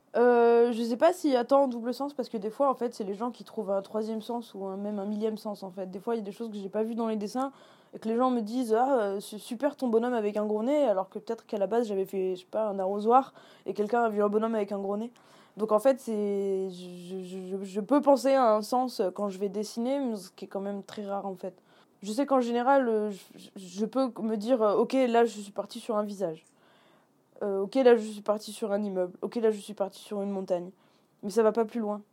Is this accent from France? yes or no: yes; a village about 30 km from Grenoble, Auvergne-Rhône-Alpes, France; also born or lived in Saint-Martin-d'Hères; j'ai grandi euh, dans un village euh, à une trentaine de kilomètres de Grenoble